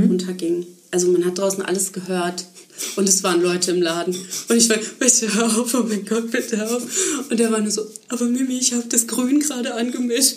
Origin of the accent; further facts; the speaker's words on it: Ruhr area, North Rhine-Westphalia, Germany; moved away; Ich komme aus dem Ruhrgebiet